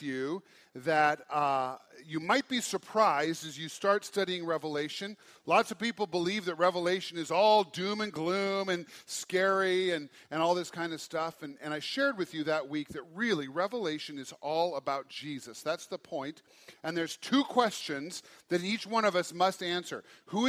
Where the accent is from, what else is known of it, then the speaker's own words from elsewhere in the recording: Great Falls, Montana, United States; I was raised in Great Falls